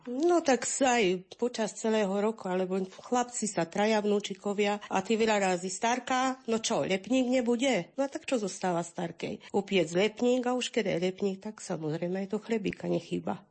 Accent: Hrušov, Banská Bystrica Region, Slovakia; som z Rušova a bývam na Hrušovských lazoch na Lúčky.

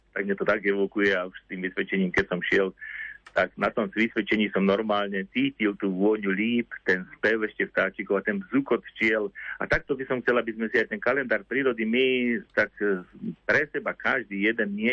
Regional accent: Liptovské Revúce, Žilina Region, Slovakia; na základnej škole u nás v Litovských revúcach

